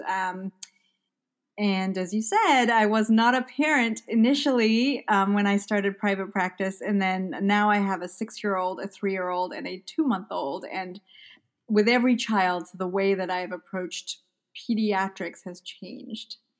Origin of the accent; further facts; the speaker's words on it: Malawi; moved away as an adult; also born or lived in England; now in United States; I grew up in Malawi in Central Africa. Uh, so I was born in England, and then I was in Malawi for my almost my entire life.